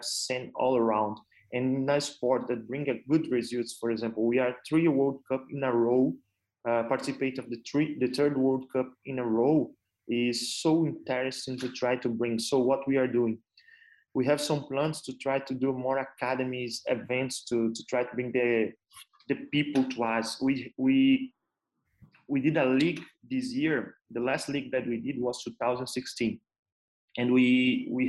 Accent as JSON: {"language": "English", "country": "Brazil", "moved": "as an adult", "lives_now": "United Arab Emirates", "said": "I'm from Brazil"}